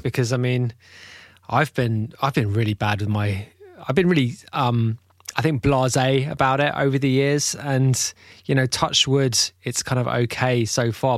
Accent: United Kingdom; I'm a Brit too

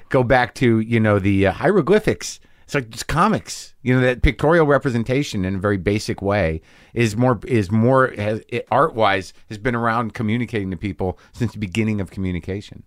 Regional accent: New Mexico, United States; I grew up in New Mexico

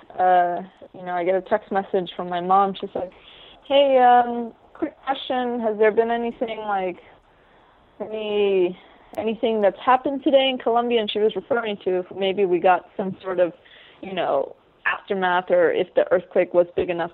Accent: New York City, New York, United States; also born or lived in Ecuador; when I was 3 years old, I moved to New York City with my parents

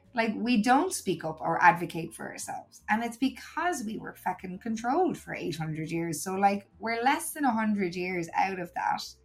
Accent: Ireland; moved away as an adult; also born or lived in Uganda; now in Spain; I miss my home country

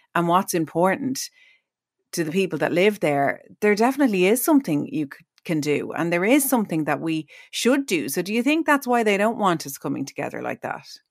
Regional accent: Ireland; we, as Irish people

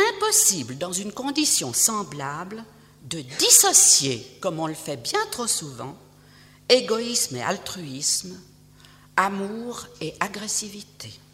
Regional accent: Switzerland; je suis suisse et que je vis en Suisse

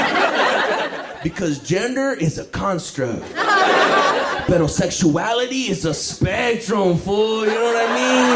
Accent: Los Angeles, California, United States; From Los Angeles, I'm from West

